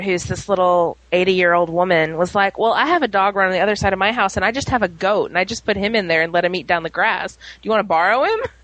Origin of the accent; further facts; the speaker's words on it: New Orleans, Louisiana, United States; moved away; also born or lived in Little Rock, Arkansas / Fayetteville; I'm originally from New Orleans, which had a population of like 2.4 million, and then I moved to um, Little Rock